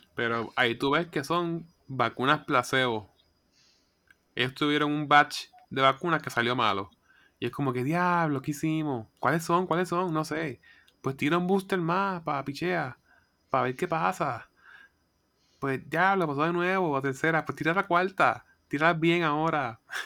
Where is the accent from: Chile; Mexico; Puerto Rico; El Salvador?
Puerto Rico; Coamo; yo soy de Cuamo